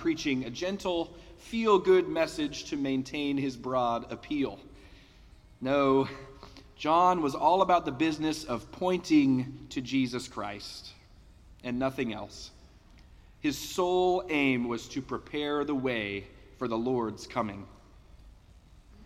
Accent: Denver, Colorado, United States; growing up in Denver

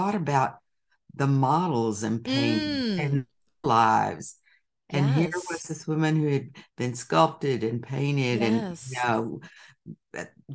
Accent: Texas, United States; growing up in Texas in the time that I did

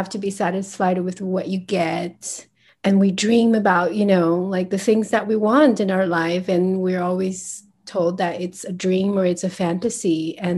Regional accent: United States; So I grew up in the States and I had no idea who I was.

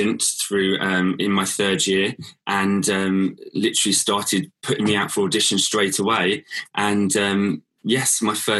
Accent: Whitstable, South East England, United Kingdom; I was born in Whitstable, that's where I'm from originally, and grew up there all my life

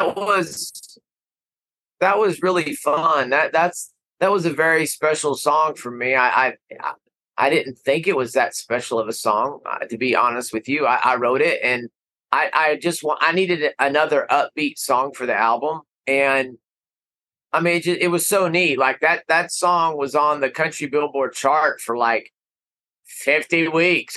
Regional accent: Amarillo, Texas, United States; I am from Amarillo

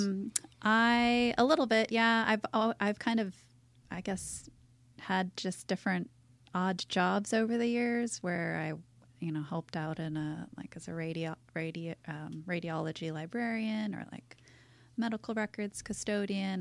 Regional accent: Seattle, Washington, United States; moved away as an adult; now in La Jolla, United States; I was born and raised in Seattle.

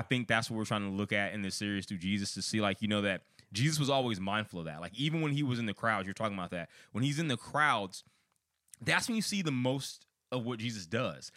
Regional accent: outside Chicago, Illinois, United States; I'm from Illinois. I'm from outside Chicago

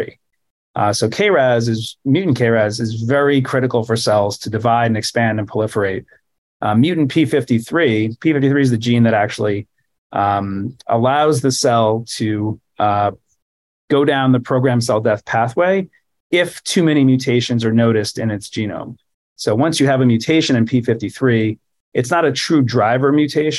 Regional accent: New York City, New York, United States; I grew up in New York City.

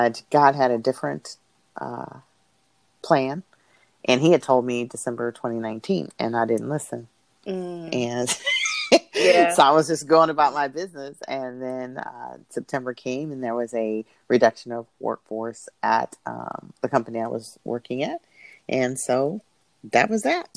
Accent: Peoria, Illinois, United States; moved away as an adult; also born or lived in North Carolina; now in Indianapolis, United States; I'm originally from Peoria, Illinois

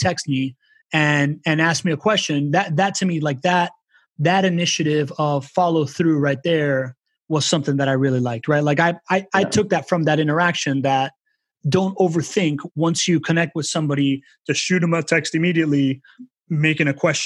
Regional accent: Miami, Florida, United States; I was from Miami

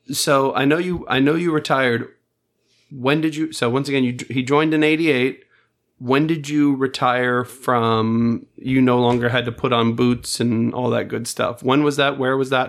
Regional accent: Space Coast, Florida, United States; I'm from the Space Coast

